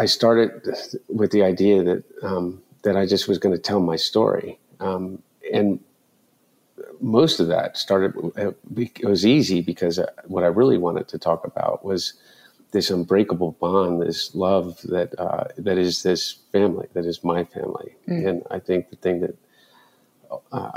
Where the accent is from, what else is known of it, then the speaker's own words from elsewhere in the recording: Delaware, United States; growing up in Delaware